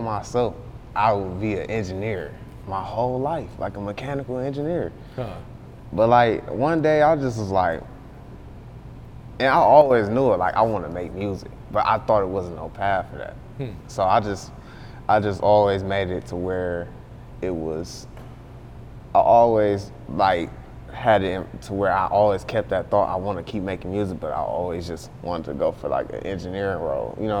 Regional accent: Beecher, Michigan, United States; also born or lived in Flint, Michigan; I grew up in Beecher and I left and went to like this is a school called Southwestern.

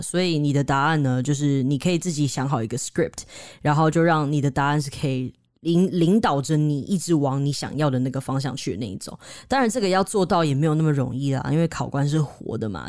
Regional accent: Taiwan; 我们台湾人的文化里面

